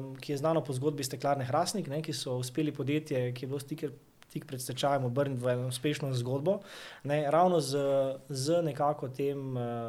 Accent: Maribor, Slovenia; prihajam iz Maribora

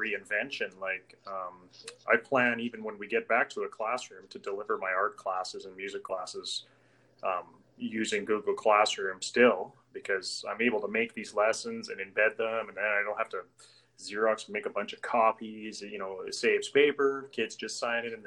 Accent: Northeast Alberta, Canada; I'm from Northeast Alberta

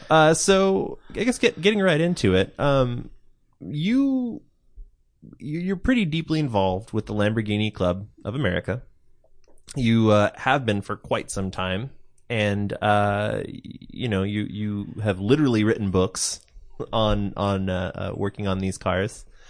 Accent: Pacific Northwest, United States; I'm from, I'm from the Pacific Northwest myself

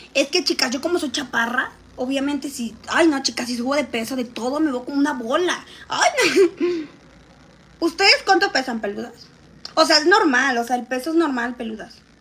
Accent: Xalapa, Veracruz, Mexico; now in Mexico City, Mexico; De Ciudad de Jalapa, chicas. Pero ahorita vivo en Ciudad de México

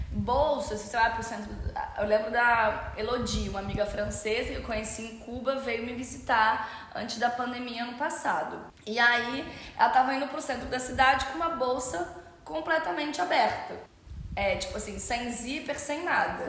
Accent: Rio de Janeiro, Brazil; Eu sou do Rio de Janeiro

